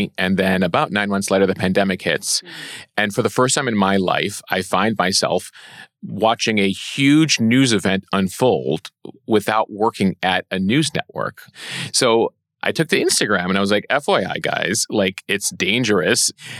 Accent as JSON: {"language": "English", "town": "Chicago", "region": "Illinois", "country": "United States", "tie": "born or raised there", "also_born_or_lived": "Washington, D.C.", "moved": "as an adult", "lives_now": "New York, United States", "said": "I grew up in Chicago."}